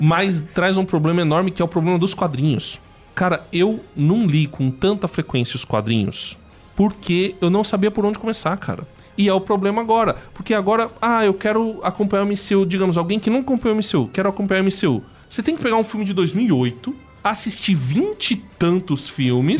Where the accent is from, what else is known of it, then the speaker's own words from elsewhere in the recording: Brazil; eu sou brasileiro